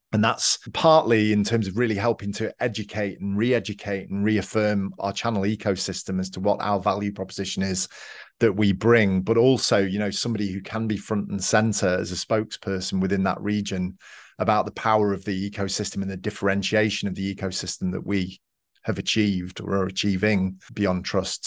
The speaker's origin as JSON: {"language": "English", "town": "Manchester", "region": "North West England", "country": "United Kingdom", "tie": "born or raised there", "moved": "as an adult", "lives_now": "Georgia, United States", "said": "I grew up in Manchester in the U K. I moved around a little bit when I was younger, but mostly in Manchester"}